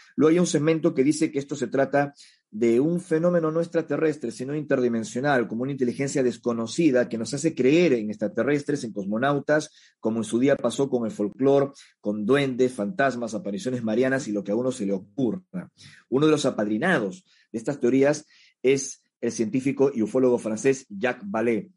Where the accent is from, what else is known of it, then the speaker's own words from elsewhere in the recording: Peru; en mi país de origen, en el Perú, donde ahora mismo me encuentro